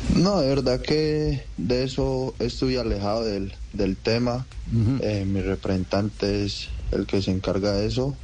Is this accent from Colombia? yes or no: yes; Guarne, Antioquia, Colombia; born or raised there; also born or lived in Rionegro